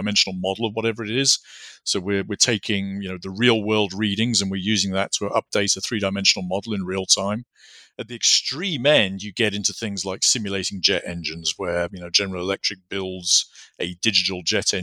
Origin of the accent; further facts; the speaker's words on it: United Kingdom; moved away; I grew up just outside of London.